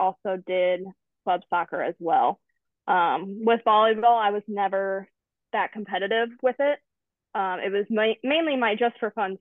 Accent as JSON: {"language": "English", "town": "St. Louis", "region": "Missouri", "country": "United States", "tie": "born or raised there", "said": "I grew up in the St. Louis area."}